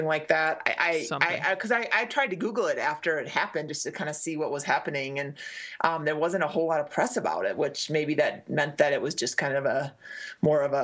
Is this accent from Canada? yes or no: no; Midwest, United States; moved away; I grew up in the Midwest